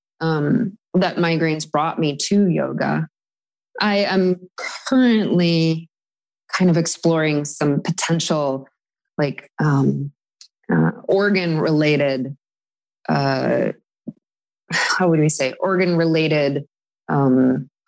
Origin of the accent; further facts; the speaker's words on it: Madison, Wisconsin, United States; moved away as an adult; now in New York City, United States; I was making a living in my hometown in Madison, Wisconsin as a professional musician